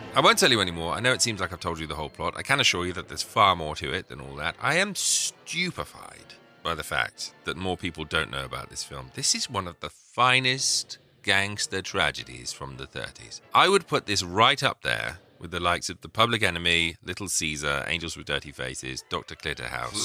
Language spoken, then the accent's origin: English; England, United Kingdom; being an Englishman